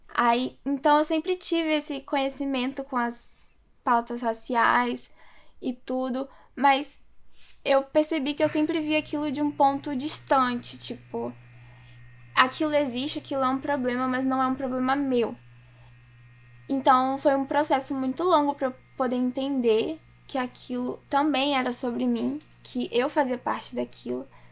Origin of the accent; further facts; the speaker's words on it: Simões Filho, Bahia, Brazil; moved away; eu nasci na Bahia, eu morava em Simões Filho, é uma cidade que fica do lado de Salvador